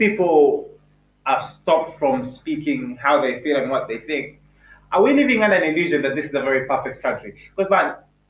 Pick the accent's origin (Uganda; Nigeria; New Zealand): Uganda; Jinja, Eastern Region; also born or lived in Kumi; I grew up in Jinja.